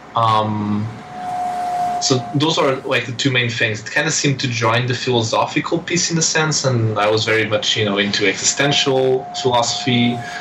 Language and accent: English; Portugal; I'm this guy from Portugal